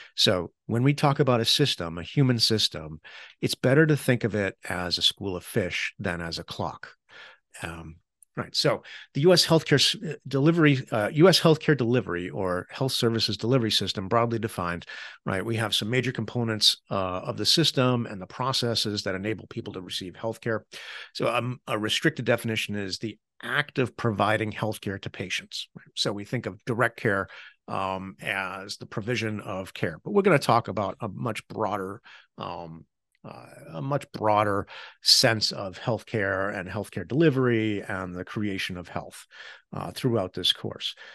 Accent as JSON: {"language": "English", "country": "United States"}